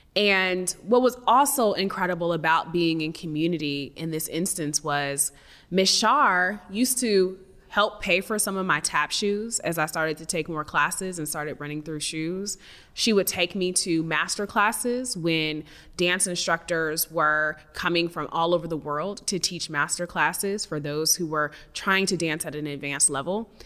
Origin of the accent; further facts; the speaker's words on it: the Northwest, Pacific Northwest, United States; I come from some Midwesterners, and I was raised in the Northwest